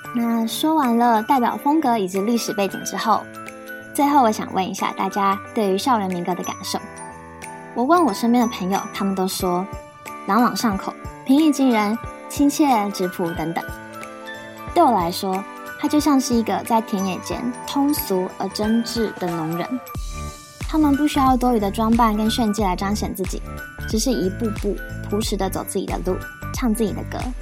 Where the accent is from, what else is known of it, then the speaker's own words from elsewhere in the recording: Yunlin County, Taiwan; 绿油油的稻田在我的家乡云林依然存在着